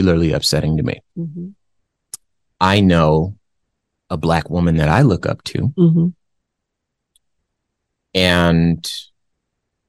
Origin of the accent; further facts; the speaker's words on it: Compton, California, United States; I'm from Compton, California